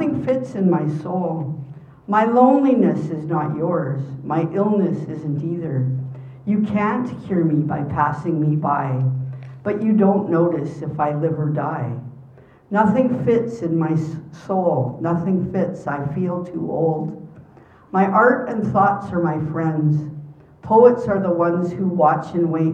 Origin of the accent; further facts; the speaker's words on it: Winnipeg, Manitoba, Canada; growing up in Winnipeg